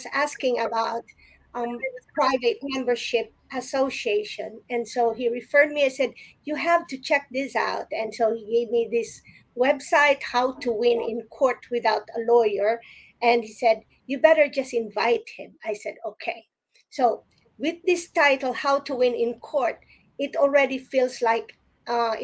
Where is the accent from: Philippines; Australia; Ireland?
Philippines; growing up in the Philippines, I grew up with a lot of lawyer friends